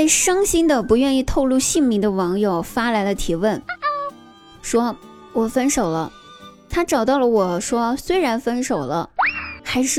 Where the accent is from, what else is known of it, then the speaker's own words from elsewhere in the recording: southern China, China; 作为南方人的我也想问问